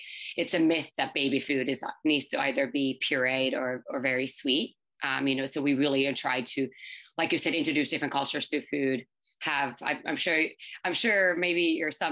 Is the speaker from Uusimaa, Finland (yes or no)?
yes; Helsinki, Uusimaa, Finland; English is a second language; moved away as an adult; now in New York, United States; I'm from Finland, actually, born and raised in Helsinki.